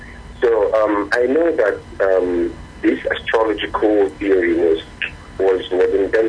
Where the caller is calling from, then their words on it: Ikeja, Lagos, Nigeria; I'm calling from Ikeja.